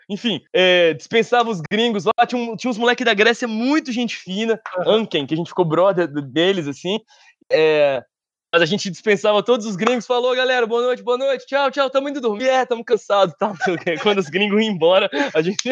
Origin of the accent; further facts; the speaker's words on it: Brasília, Federal District, Brazil; Sou brasiliense